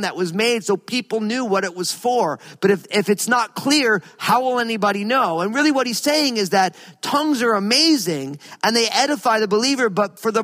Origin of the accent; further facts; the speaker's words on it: New Jersey, United States; I grew up in New Jersey